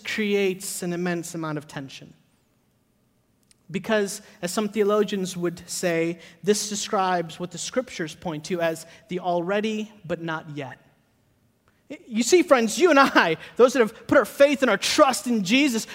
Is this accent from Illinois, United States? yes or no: yes; Chicago, Illinois, United States; also born or lived in Hyderabad, India; now in Charlotte, United States; I grew up in Chicago. I grew up like right outside of the city. Like I say Chicago, but I grew up in Oak Park, Maywood, Bellwood, that area.